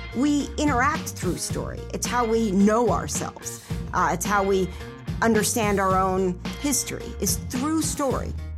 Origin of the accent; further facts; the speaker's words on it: Elkins Park, Pennsylvania, United States; also born or lived in Israel; I grew up in Elkins Park, which is in Cheltenham Township, just, you know, twenty-five minutes from here, from Drexel by train